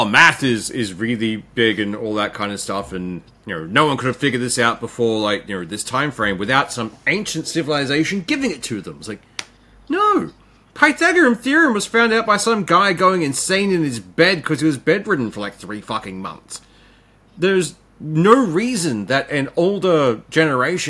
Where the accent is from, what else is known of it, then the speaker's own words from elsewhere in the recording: Mackay, Queensland, Australia; my hometown is Mackay